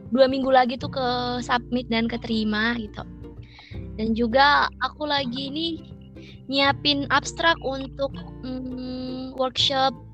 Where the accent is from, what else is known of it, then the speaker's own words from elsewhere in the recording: Kebumen, Central Java, Indonesia; also born or lived in Sumatra; Kampung aku di Jawa Tengah, di Kebumen.